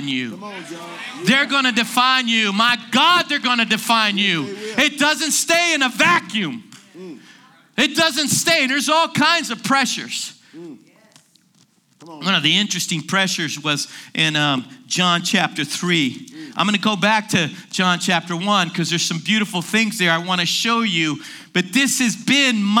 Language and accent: English; Washington, District of Columbia, United States; I'm from Washington, D.C.